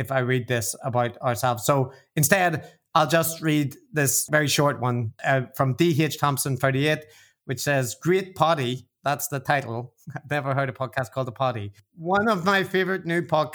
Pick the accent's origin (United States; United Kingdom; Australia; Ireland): Ireland; I'm the Irish one